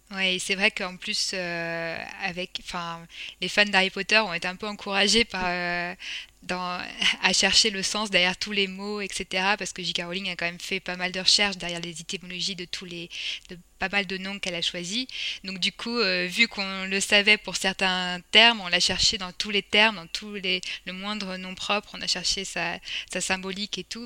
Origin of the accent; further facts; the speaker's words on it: France; accent: French; mon accent français euh, se sent